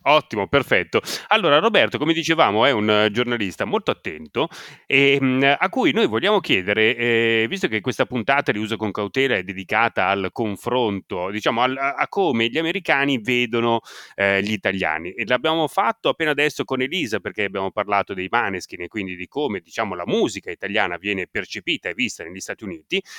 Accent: Italy; accent: Italian; moved away as an adult; now in Somerville, United States; il mio accento

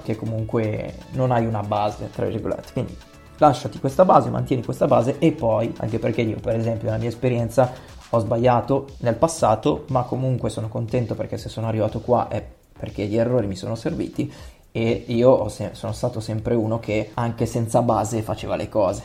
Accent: Milan, Lombardy, Italy; Io sono di Milano, sono nato a Milano, ho sempre vissuto a Milano

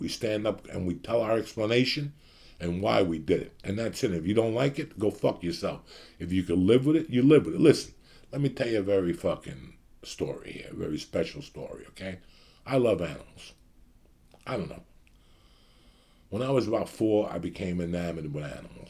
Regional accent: United States; now in Los Angeles, United States; I'm from New York City, Jersey.

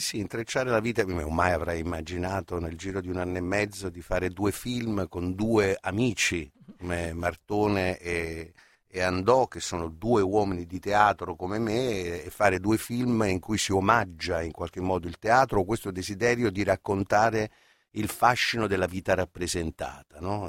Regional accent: Naples, Campania, Italy; io sono napoletano

